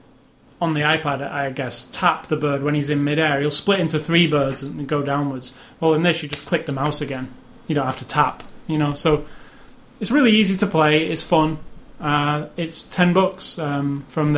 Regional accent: United Kingdom; I'm British

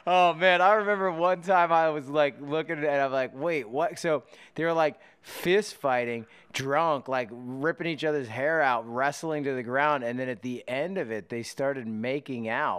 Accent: Pennsylvania, United States; I grew up in Pennsylvania, not too far from you know, West Virginia

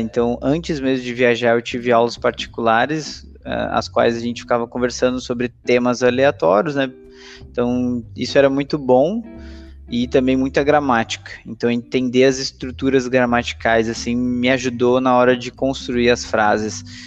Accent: Brazil; also born or lived in Canada / Santos; sou natural do Brasil, né? Hoje moro em Santos

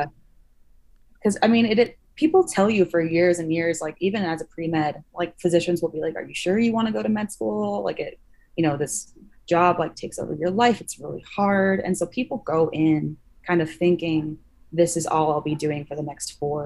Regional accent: Salt Lake City, Utah, United States; my hometown. They were in Salt Lake

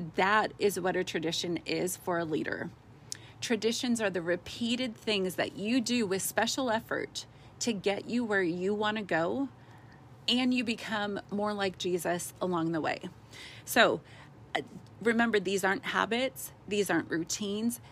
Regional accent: West Coast, United States; moved away; we're from the West Coast where you do everything big and with a big budget

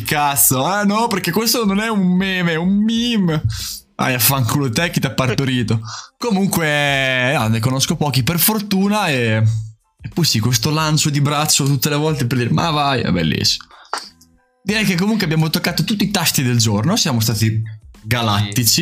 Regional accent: Emilia-Romagna, Italy; accent: romagnolo; Sono dell'Emilia Romagna

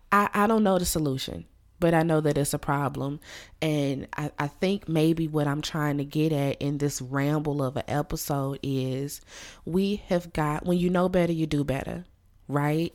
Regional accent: Louisiana, United States; moved away; my home state of Louisiana

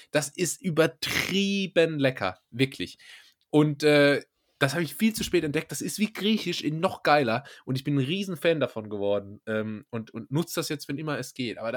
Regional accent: Germany; Ich bin Deutscher, ja.

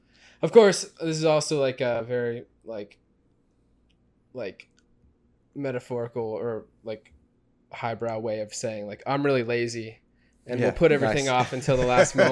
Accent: Oklahoma, United States; now in Madison, United States; I get to get all the good parts of Oklahoma without, like, having to work or go to school or anything.

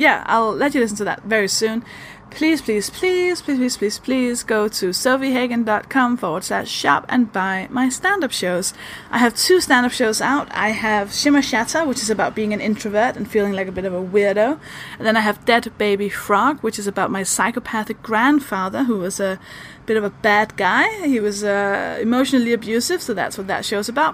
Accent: Denmark; English is a second language; I'm a Danish stand-up comedian. That should explain why I sound like this.

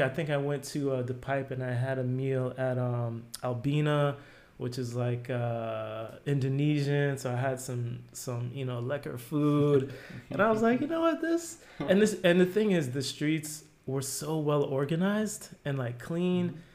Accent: New Jersey, United States; moved away as an adult; now in Amsterdam, Netherlands; I grew up in New Jersey, like a suburb of New York.

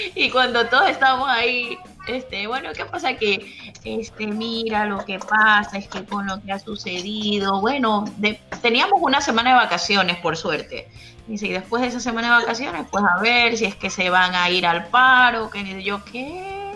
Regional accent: Ecuador; moved away; mi país

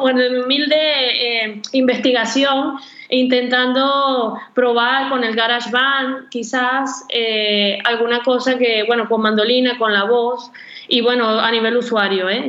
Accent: Venezuela; moved away as an adult; also born or lived in Spain; now in Barcelona, Spain; tengo 13 años en España, yo soy venezolana

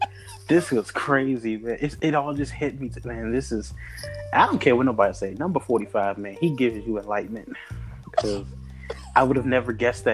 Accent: Philadelphia, Pennsylvania, United States; hey, we're both from Philadelphia

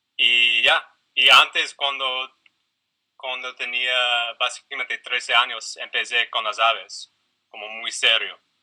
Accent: Philadelphia, Pennsylvania, United States; Spanish is a second language; moved away; yo soy de los Estados Unidos, de la ciudad de Filadelfia, que queda en eh, la, costa este de los Estados Unidos, entre Nueva York y la capital Washington, D.C. Entonces, bueno, ya, nací ahí, crecí ahí

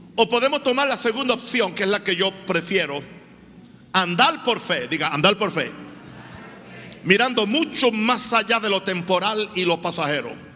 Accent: Venezuela; moved away; Lo viví en mi país

